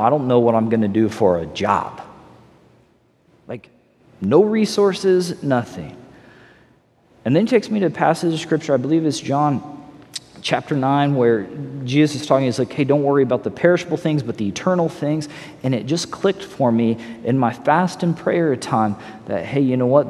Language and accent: English; Missouri, United States; also born or lived in Los Angeles, California; now in Southwest Florida, United States; I'm from Missouri, you know, originally born in Missouri